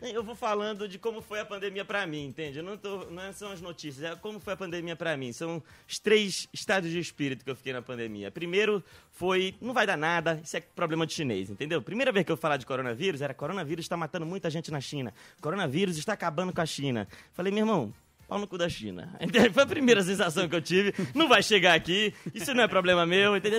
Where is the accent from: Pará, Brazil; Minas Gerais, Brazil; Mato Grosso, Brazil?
Pará, Brazil; Belém; eu sou de Belém, ver o peso.